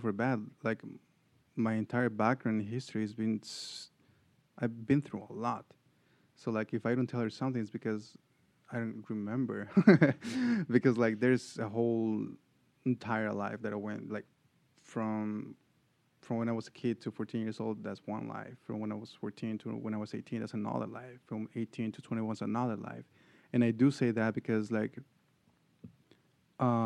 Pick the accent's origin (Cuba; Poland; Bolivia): Bolivia; moved away as an adult; now in Atlanta, United States; I was raised in Bolivia, but then I came all my adult life here.